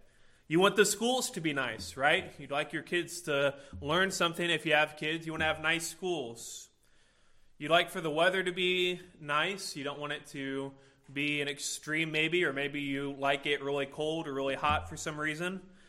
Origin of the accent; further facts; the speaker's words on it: Illinois, United States; now in Indiana, United States; I came from Illinois and I moved to Indiana, and one of those states is better than the other one